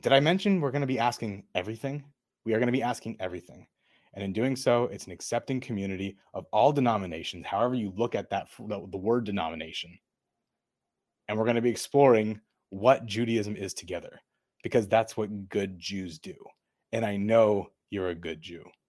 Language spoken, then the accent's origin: English; Thousand Oaks, California, United States; also born or lived in Chatsworth; I was born in Chatsworth. I grew up in Thousand Oaks.